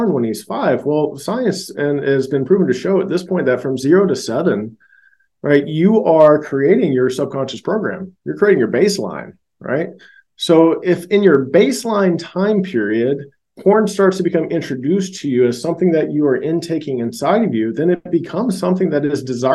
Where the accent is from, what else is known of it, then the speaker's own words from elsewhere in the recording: Georgia, United States; also born or lived in Louisiana; I was raised in Georgia and I was born in Louisiana